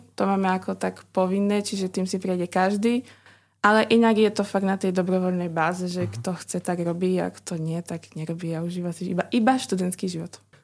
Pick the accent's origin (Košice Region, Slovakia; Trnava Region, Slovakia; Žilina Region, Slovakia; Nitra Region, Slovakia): Žilina Region, Slovakia; Orava; moved away as an adult; now in Bratislava, Slovakia; som z Oravy